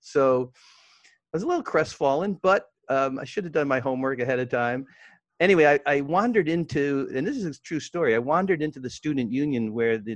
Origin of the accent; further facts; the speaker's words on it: New York City, New York, United States; I grew up in Brooklyn